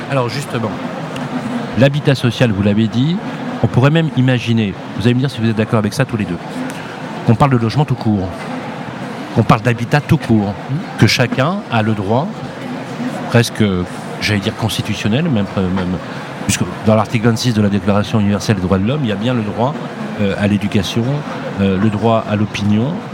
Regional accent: Lyon, Auvergne-Rhône-Alpes, France; je suis de Lyon, donc forcément, euh, c'est un bon collègue.

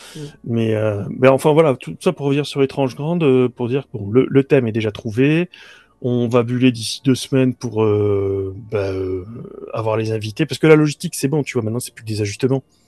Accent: Bouches-du-Rhône, Provence-Alpes-Côte d'Azur, France; je suis originaire des Bouches-du-Rhône

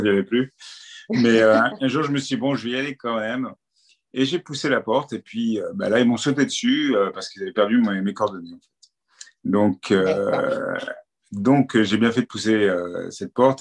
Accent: Paris, Île-de-France, France; now in Cannes, France; À la base, je suis né à Paris, j'ai grandi à Paris.

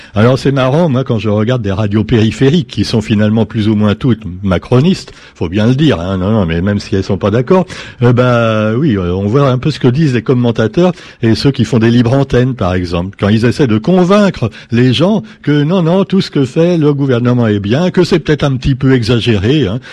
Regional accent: France; parce qu'on est français

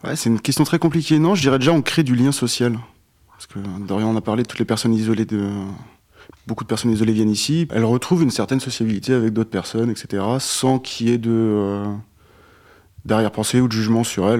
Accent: Alsace, Grand Est, France; moved away as an adult; now in Fougères, France; je suis alsacien à la base

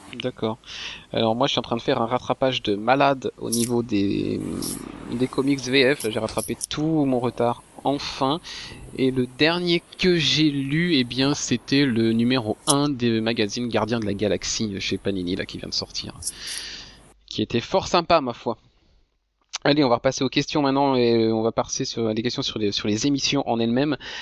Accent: France; en tant que Français

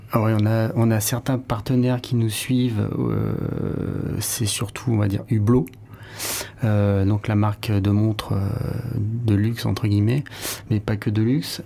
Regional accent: Hossegor, Nouvelle-Aquitaine, France; moved away; also born or lived in Paris; j'avais passé aussi euh, mon enfance ici à Osgore

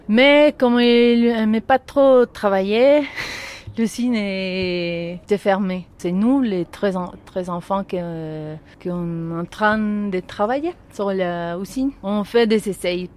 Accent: La Paz, Bolivia; je suis née ici à La Paz.

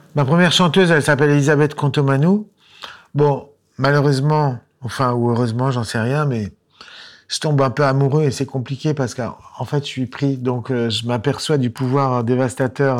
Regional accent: Lyon, Auvergne-Rhône-Alpes, France; also born or lived in Boston; j'étais musicien provincial puisque je venais de Lyon

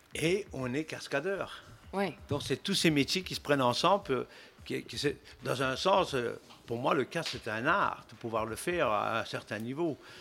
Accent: Belgium; moved away as an adult; also born or lived in United States; Je suis né en Belgique

